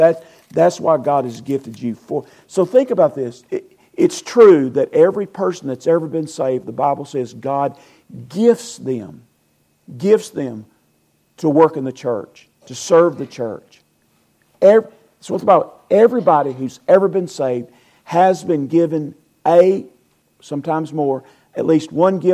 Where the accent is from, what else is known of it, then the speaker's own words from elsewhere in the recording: Weaver, Alabama, United States; I'm from Calhoun County.